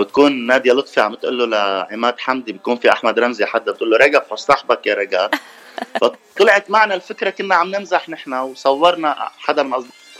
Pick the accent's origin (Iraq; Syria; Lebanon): Lebanon; نحن كلبنانيه